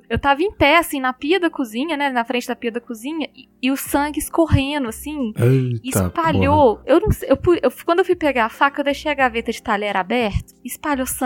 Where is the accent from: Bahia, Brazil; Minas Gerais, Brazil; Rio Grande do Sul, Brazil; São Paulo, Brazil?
Minas Gerais, Brazil; eu moro em, em Belo Horizonte, né? Como bons mineiros, a gente gosta muito de pão de queijo.